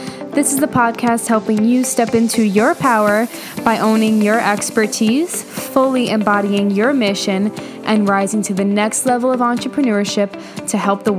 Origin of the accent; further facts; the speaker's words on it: New York City, New York, United States; moved away; I grew up in New York City, like actually like 10 miles outside of New York City, but like in Queens, but it was still basically New York City, and it was just fucking fast.